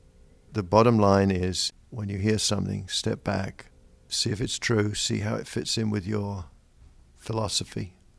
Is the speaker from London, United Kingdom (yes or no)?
yes; London, United Kingdom; moved away as an adult; now in Pittsburgh, United States; I was born in London, England, United Kingdom.